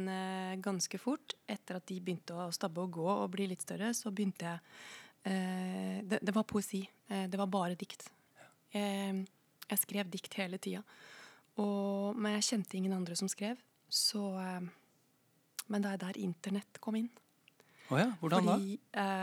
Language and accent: Norwegian; Koppang, Innlandet, Norway; moved away as an adult; also born or lived in Tynset; now in Oslo, Norway; Jeg er fra Koppang i Stor-Elvdal kommune. Ja. ja. Eh, men jeg flytta til Oslo da jeg var eh, Eller flytta til Tynset og litt sånn, men jeg flytta til Oslo Hva skal jeg si? Jeg flytta så fort jeg kunne